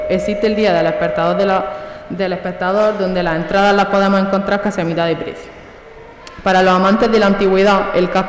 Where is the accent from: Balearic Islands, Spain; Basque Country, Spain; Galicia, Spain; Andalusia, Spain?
Andalusia, Spain; Albox; todos los albojenses salimos de romería el 7 de septiembre a las 12 de la noche para ir a ver la Virgen del Saliente, que es la patrona conocida para nosotros como la Pequeñica.